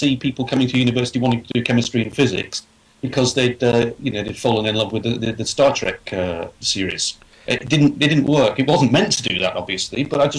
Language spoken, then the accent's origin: English; England, United Kingdom; I'm a small guy. I'm English with long hair and a beard.